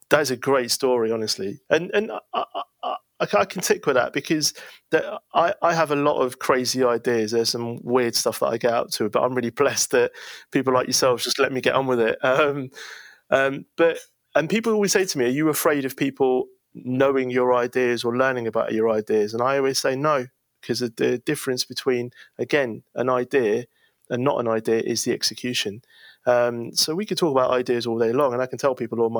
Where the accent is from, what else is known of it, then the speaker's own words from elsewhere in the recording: Leicester, East Midlands, United Kingdom; Where I come from, that's hot. And if anybody wants to know where I come from, just ask me. But the answer is Leicester.